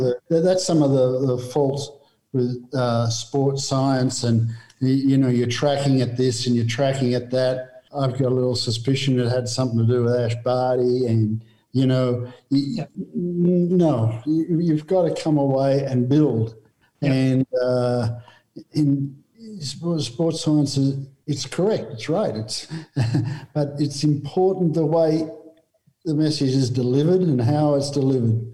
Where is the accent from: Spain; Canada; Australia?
Australia; I'm Australian